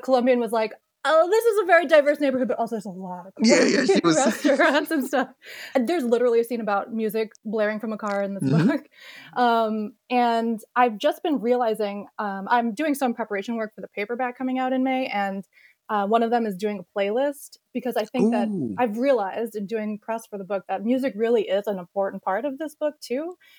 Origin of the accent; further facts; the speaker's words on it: New York City, New York, United States; also born or lived in Jackson Heights, Queens; I am also a Queens girl, very through and through. I was born and raised in Woodside and Elmhurst.